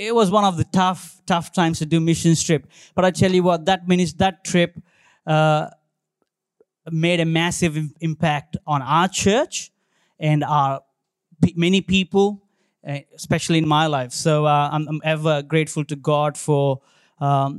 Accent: India; now in Australia; I born and brought up in India

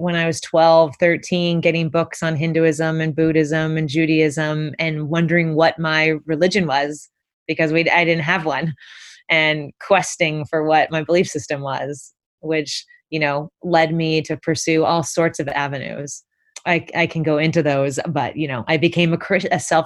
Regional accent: Concord, California, United States; moved away as an adult; also born or lived in Portland, Oregon / Walnut Creek, California / Santa Barbara, California; now in New York City, United States; I was born in Portland, Oregon, but when I was three, I moved to the Bay Area. So I grew up in Concord and Walnut Creek, which is in the Bay, East Bay.

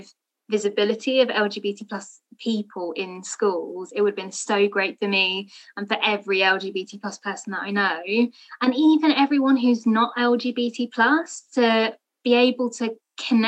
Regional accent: London, United Kingdom; I am also a British Bangladeshi from London and from a Muslim family

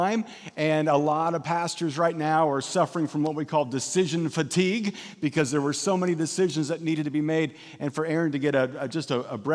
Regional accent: Kansas, United States; moved away as an adult; also born or lived in Missouri / Lexington, Kentucky / Valencia, California; now in California, United States; But I grew up in Kansas, and I, like every other kid growing up in Kansas, just wanted to get out of Kansas

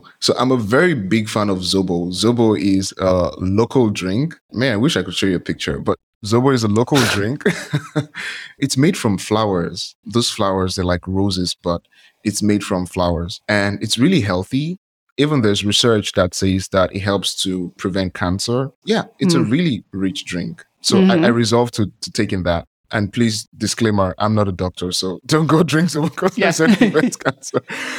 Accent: Nigeria; I'm from Nigeria.

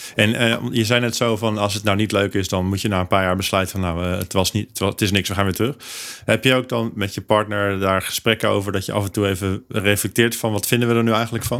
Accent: Netherlands; wij als Hollanders

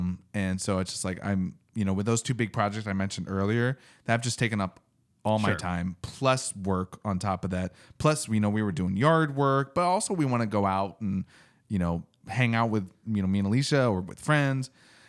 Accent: East Coast, United States; I don't know if it's the East Coaster in me or what

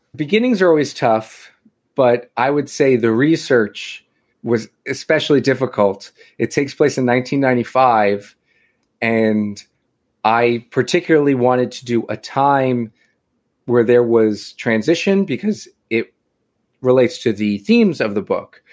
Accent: Long Island, New York, United States; I am from Long Island, born and raised

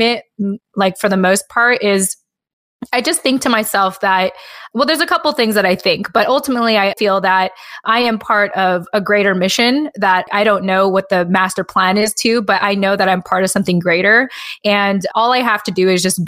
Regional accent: United States; a lot of our parents left the Philippines thanks to the military. And I was born as an American

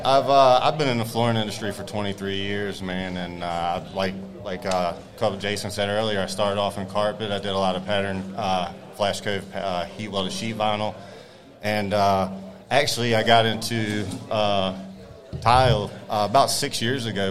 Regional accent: North Carolina, United States; now in Florida, United States; I own Stellar Tile in Florida. I'm from North Carolina.

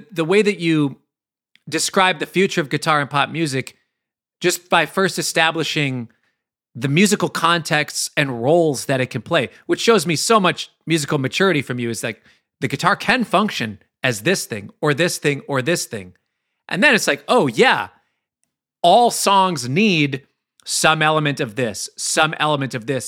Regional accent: Minneapolis, Minnesota, United States; me growing up in Minneapolis

